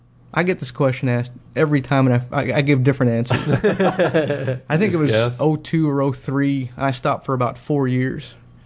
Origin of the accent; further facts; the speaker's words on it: Philippines; I'm Filipino